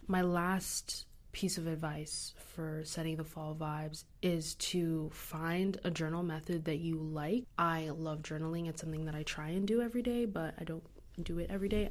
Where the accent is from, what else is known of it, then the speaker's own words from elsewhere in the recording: United States; Growing up in America